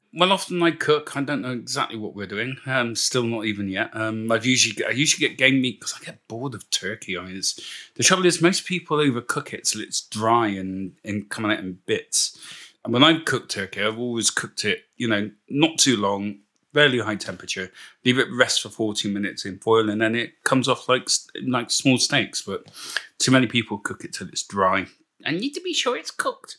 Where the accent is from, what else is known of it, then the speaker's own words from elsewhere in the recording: Bristol, South West England, United Kingdom; moved away as an adult; now in Port Talbot, United Kingdom; my accent isn't Welsh, of course. I'm originally from Bristol